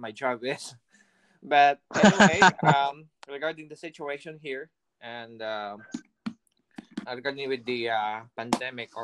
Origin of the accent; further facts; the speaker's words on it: Eastern Samar, Eastern Visayas, Philippines; moved away as an adult; also born or lived in Dumangas, Iloilo; now in United States; originally I am from Easter Summer, but I got married in Ilonga from Dumangas.